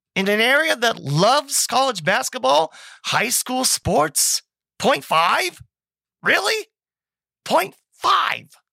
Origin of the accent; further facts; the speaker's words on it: West Alexandria, Ohio, United States; I'm a Daytonian. I'm from West Alexandria.